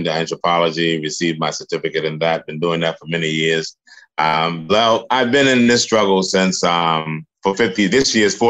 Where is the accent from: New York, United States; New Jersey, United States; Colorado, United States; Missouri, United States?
New York, United States; Mount Vernon; moved away as an adult; also born or lived in Harlem, New York; now in Ghana; I was born in Mount Vernon, New York.